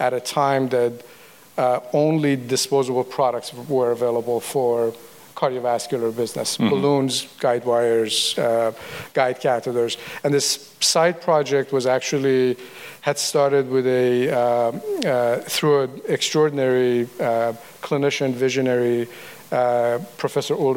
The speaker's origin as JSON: {"language": "English", "country": "Iran", "also_born_or_lived": "Tennessee, United States", "moved": "yes", "lives_now": "United States", "said": "I'm a refugee from the Iran Revolution, basically. I came to the U.S. in 1978."}